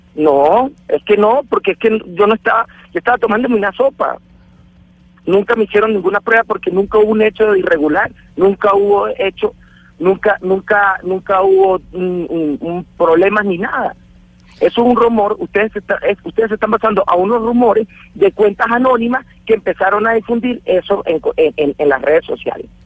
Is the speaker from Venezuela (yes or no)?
yes; Venezuela; como además venezolano